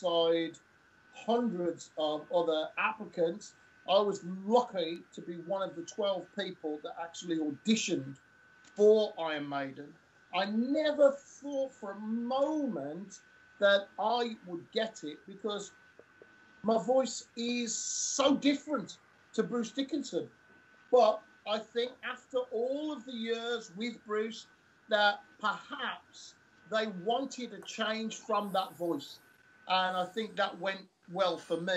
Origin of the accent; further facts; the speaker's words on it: Birmingham, West Midlands, United Kingdom; also born or lived in Tamworth; I was born in Birmingham and I moved to Tamworth in my teenage years